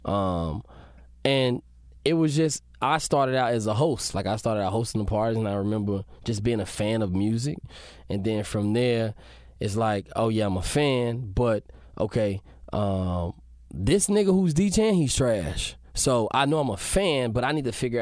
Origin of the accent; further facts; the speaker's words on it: Memphis, Tennessee, United States; moved away as an adult; now in Atlanta, United States; I'm from Memphis, so my foundation is blues.